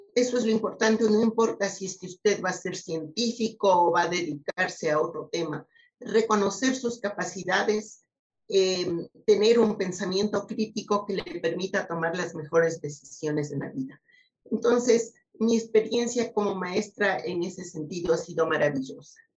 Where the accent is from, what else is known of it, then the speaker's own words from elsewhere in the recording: Ecuador; also born or lived in United States; a la sociedad de donde vengo